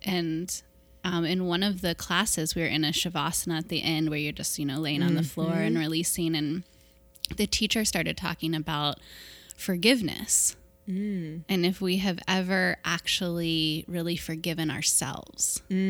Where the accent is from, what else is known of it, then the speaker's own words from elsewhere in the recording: Kentucky, United States; Yeah, I am from Cincinnati. Northern Kentucky, really.